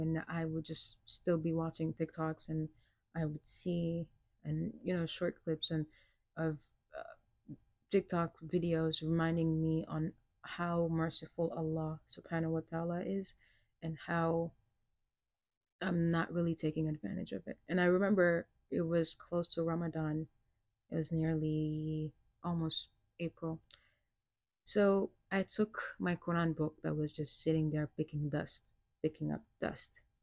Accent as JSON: {"language": "English", "country": "Senegal", "tie": "born or raised there", "also_born_or_lived": "New York, United States", "moved": "yes", "said": "I was born in New York and I was raised in uh, West Africa, Senegal. I was there for nearly 16 years"}